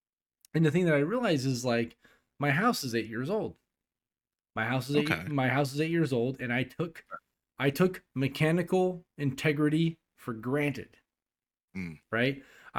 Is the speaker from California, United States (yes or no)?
yes; California, United States; also born or lived in Tennessee / Texas; now in Germany; "Yeah, I'm originally from California. I lived in Tennessee for a long time. And then I was in Texas for a while. And then I went to Germany."